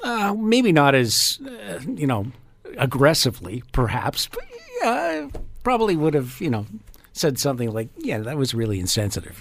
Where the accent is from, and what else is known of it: Canada